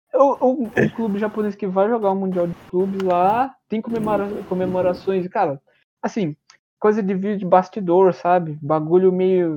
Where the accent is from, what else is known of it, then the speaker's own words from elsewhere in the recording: Brazil; como brasileiro e torcedor do Palmeiras